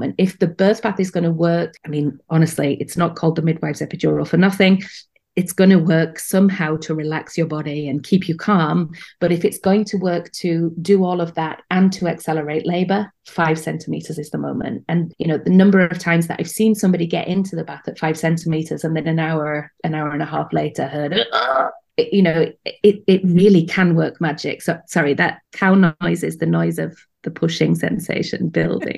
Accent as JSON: {"language": "English", "country": "United Kingdom", "accent": "British", "moved": "as an adult", "lives_now": "Amsterdam, Netherlands", "said": "my accent betrays the fact that I'm British"}